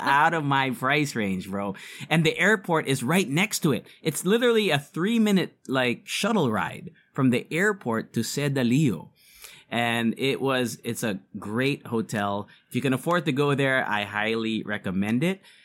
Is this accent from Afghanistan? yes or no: no; Philippines; we're Filipino podcasters